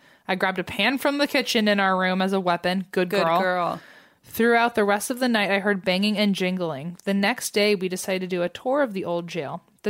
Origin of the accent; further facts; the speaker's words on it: Toronto, Ontario, Canada; I'm from Toronto, Canada.